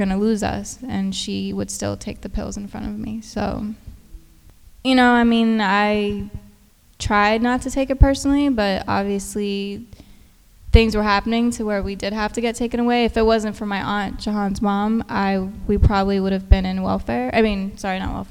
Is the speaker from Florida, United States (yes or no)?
no; Houston, Texas, United States; I grew up in Houston